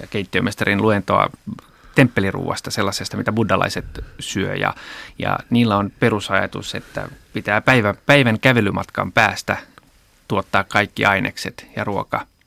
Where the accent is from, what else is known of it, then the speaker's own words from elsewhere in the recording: Japan; now in Finland; mähän itse olen kasvanut Japanissa